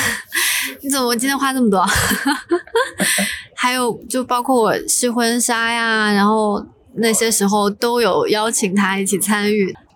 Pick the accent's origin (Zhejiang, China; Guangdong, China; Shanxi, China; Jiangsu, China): Zhejiang, China; now in Hong Kong; 我的家乡浙江